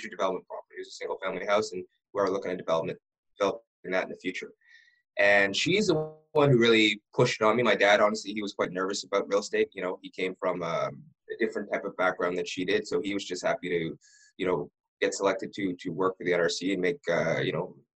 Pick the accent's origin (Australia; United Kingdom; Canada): Canada; Ottawa, Ontario; I was born and raised in Ottawa